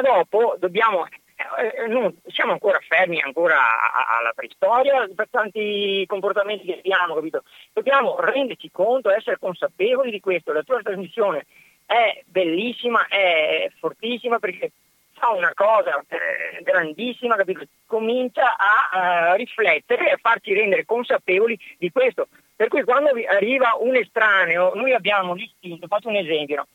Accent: province of Padua, Veneto, Italy; io sono nato nella provincia di Padova, ho avuto l'educazione familiare, l'educazione sociale, cioè la, la scuola

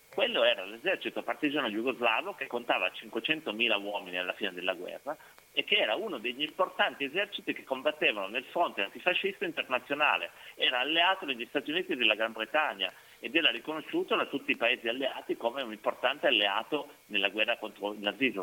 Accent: Piedmont, Italy; io vengo dal Piemonte

